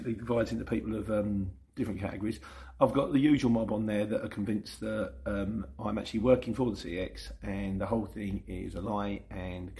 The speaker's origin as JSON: {"language": "English", "town": "Luton", "region": "East of England", "country": "United Kingdom", "tie": "born or raised there", "said": "I was born in Luton"}